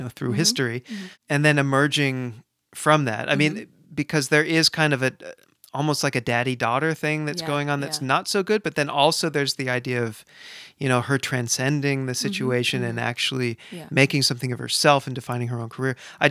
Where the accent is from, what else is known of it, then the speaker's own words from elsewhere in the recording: San Francisco, California, United States; That's my hometown.